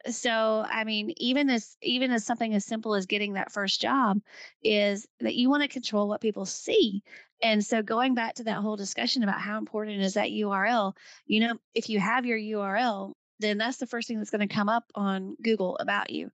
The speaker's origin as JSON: {"language": "English", "region": "the South", "country": "United States", "said": "I'm, I'm from the South"}